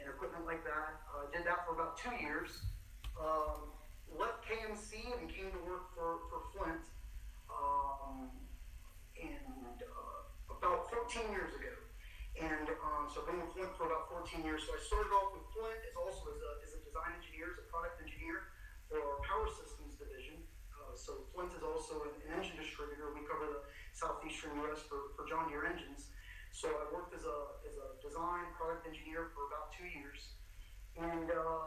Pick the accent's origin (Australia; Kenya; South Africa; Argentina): Argentina; now in Georgia, United States; I'm actually from Argentina. Been in the States for north of 30 years, but my family farms in Argentina, 1,000-acre row crop operation around the Cordoba area.